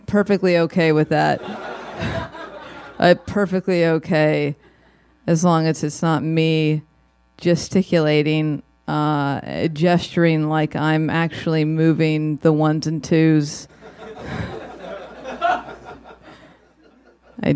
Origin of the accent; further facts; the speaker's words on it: Los Angeles, California, United States; as a tween growing up in Studio City, California